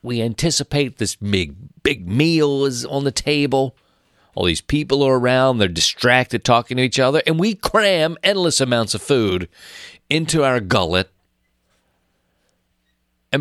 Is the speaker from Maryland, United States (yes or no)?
yes; Baltimore, Maryland, United States; moved away as an adult; also born or lived in Philadelphia; I was hired from Baltimore, my hometown